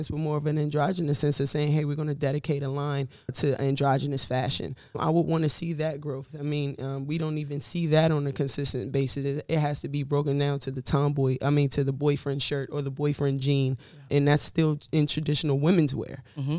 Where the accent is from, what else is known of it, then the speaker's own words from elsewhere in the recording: Largo, Maryland, United States; I was born and raised in Maryland, right outside of D.C., PG County, Largo. Is where I grew up, Kettering. You know, if you're from there, you'll know that. Yeah, I'm very proud to be from Maryland. I love just the richness of the African-American community and the culture.